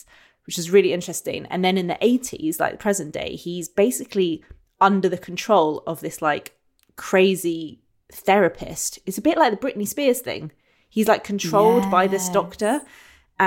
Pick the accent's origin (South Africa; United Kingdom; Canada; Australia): United Kingdom; England; also born or lived in London; We're so English.